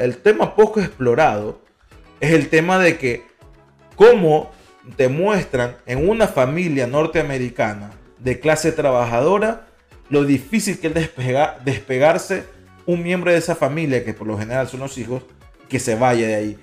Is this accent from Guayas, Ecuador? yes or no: yes; Guayaquil, Guayas, Ecuador; now in United States; nacimos en Guayaquil